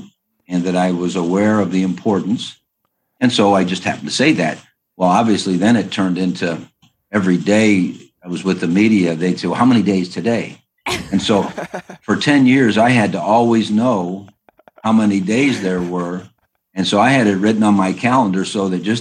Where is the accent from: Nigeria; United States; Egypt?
United States; Berea, Ohio; also born or lived in Youngstown, Ohio; I grew up in Ohio